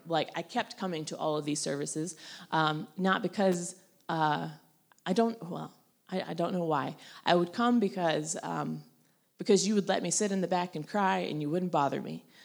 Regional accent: North Carolina, United States; I grew up in North Carolina

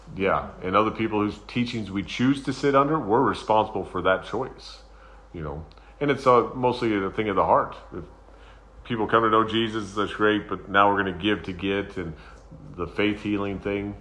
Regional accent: United States; I'm a Christian. I'm an American.

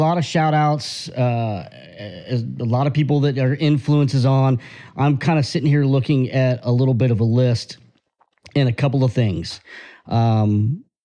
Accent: Texas, United States; we grew up in Texas.

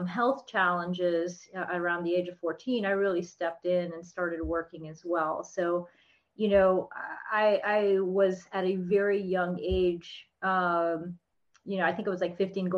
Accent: South Florida, United States; also born or lived in Texas / Orlando, Florida; I grew up in South Florida. Yes, I'm in Orlando now

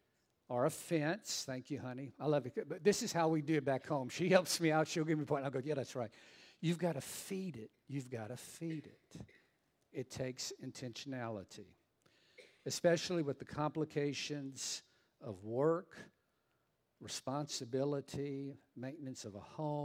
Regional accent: Southern Louisiana, United States; I'm from Southern Louisiana

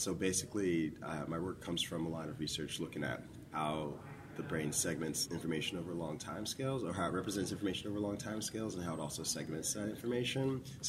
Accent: Memphis, Tennessee, United States; now in New Jersey, United States; Yeah, so I'm from Memphis, Tennessee. It was the last place I moved from before I moved to New Jersey to go to grad school. But my mom was in the Navy, so we moved around a lot before we moved to Memphis.

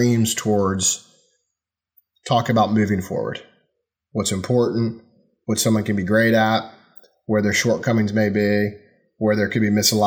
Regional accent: North Carolina, United States; moved away as an adult; also born or lived in Miami, Florida; I'm a kid from North Carolina, which is in the South in the U.S.

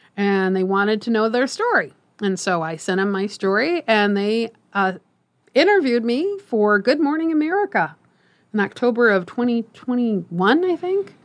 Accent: Omaha, Nebraska, United States; I am Omaha, born and raised, uh, lived here all my life

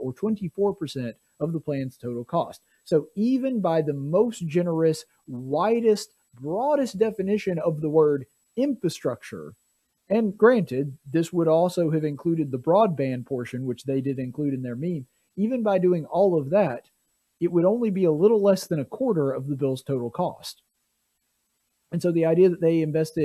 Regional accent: Marbury, Alabama, United States; Alabama more than most places, my home state

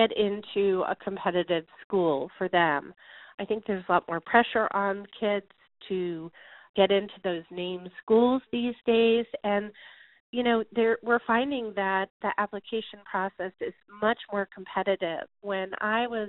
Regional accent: the Northeast, Connecticut, United States; moved away; Where I am from the Northeast, and I applied to schools where my friends had applied to schools, and really as I was in the Connecticut area

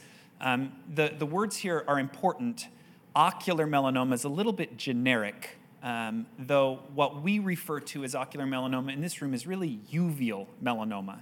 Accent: Cleveland, Ohio, United States; I grew up mostly in Cleveland, Ohio, while my father was researching at the Cleveland Clinic in Ohio

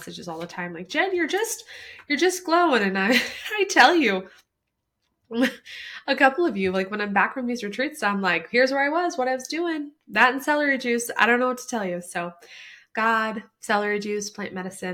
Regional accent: Midwest, United States; when we grew up in the Midwest

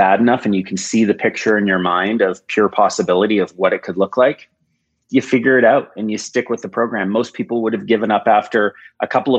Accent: United States; born there; I was born in the United States.

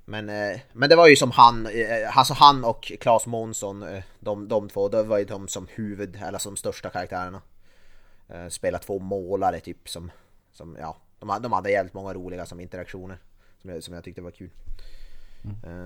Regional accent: Norrland, Sweden; som norrlänning

